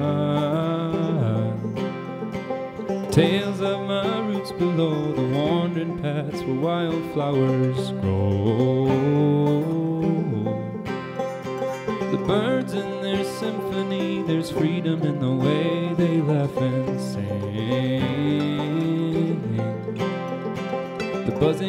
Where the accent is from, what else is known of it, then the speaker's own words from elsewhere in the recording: Galway, Connacht, Ireland; two sets of brothers. We come from Galway in Ireland